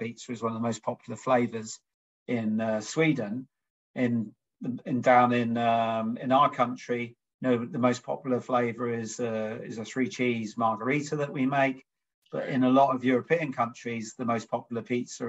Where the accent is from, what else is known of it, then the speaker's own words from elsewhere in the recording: Norwich, East of England, United Kingdom; We're both born and bred in Norwich